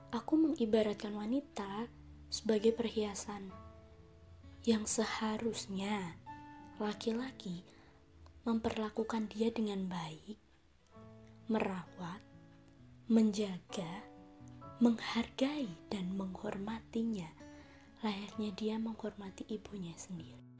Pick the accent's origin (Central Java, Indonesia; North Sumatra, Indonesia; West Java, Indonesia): Central Java, Indonesia; Semarang; Asal aku dari Semarang